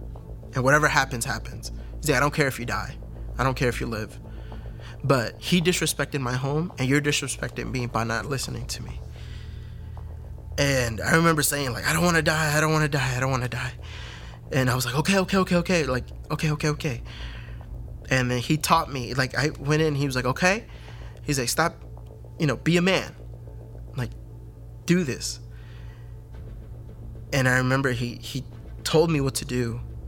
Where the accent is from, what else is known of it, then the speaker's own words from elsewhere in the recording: Fairfax, Virginia, United States; I am originally from Fairfax, Virginia, born of Hispanic parents. My parents are both El Salvadorian.